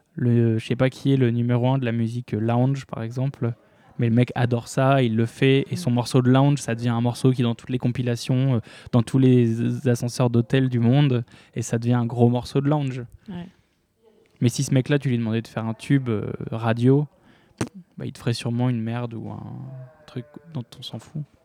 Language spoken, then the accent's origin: French; Lille, Hauts-de-France, France; je viens de Lille